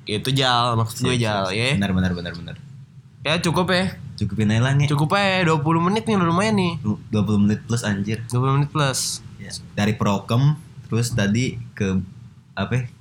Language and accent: Indonesian; Indramayu, West Java, Indonesia; also born or lived in Bekasi; gua orang Cirebon Indramayu